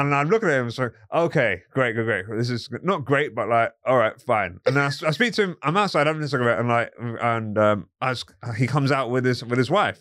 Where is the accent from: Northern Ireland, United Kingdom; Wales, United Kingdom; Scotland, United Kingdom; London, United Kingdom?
London, United Kingdom; I'm from, um, from Crickwood